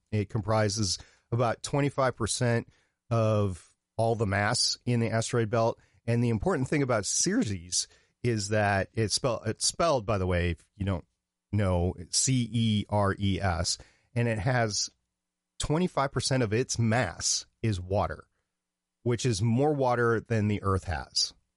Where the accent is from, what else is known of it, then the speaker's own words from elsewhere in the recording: Minnesota, United States; moved away; also born or lived in Brooklyn, New York; I grew up in Minnesota